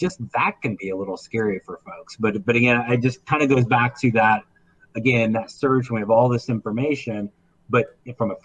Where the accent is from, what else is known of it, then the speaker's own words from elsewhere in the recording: Indiana, United States; I grew up in Indiana, so I was warped by WGN back in the day